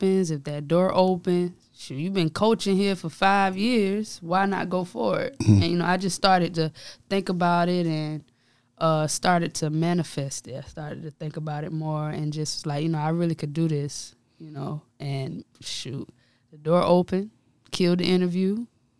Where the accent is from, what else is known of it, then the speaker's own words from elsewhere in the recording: Darlington, South Carolina, United States; also born or lived in Denmark, South Carolina; I am from Darlington. So, you know, that's my hometown where I played ball there, played for the high school